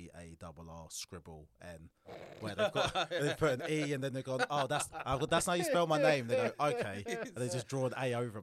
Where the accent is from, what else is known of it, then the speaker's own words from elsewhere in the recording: Essex, East of England, United Kingdom; I grew up in Essex.